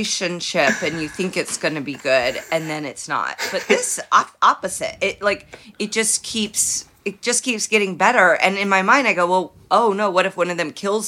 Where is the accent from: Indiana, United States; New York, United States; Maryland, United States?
Indiana, United States; Indianapolis; I'm from Indianapolis